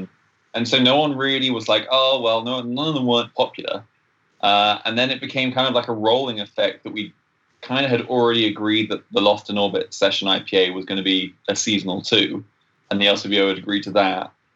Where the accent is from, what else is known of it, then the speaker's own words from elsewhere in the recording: England, United Kingdom; now in Canada; I'm English.